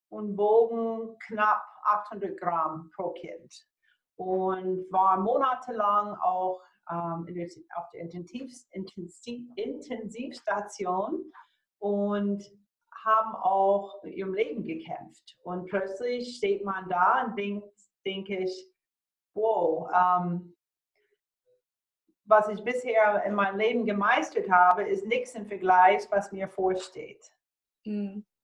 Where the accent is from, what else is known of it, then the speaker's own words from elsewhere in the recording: Florida, United States; Ich bin in Florida aufgewachsen und ähm, habe auch dort als Kleinkind einige so Hurricanes, diese ja, Tornados erlebt.